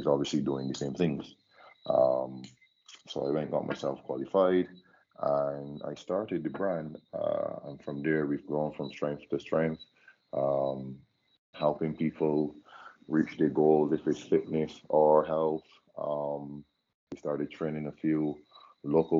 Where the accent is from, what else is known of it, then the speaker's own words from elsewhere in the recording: Barbados; also born or lived in England; from Barbados